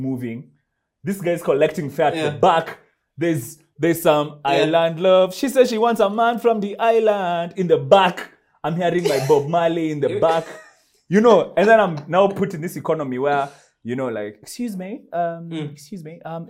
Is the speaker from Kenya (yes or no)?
yes; Kenya; moved away as an adult; I'm African. I'm Kenyan, in fact